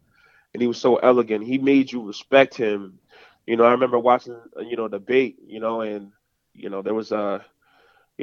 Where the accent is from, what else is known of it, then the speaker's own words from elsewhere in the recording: New York City, New York, United States; I'm from the Bronx originally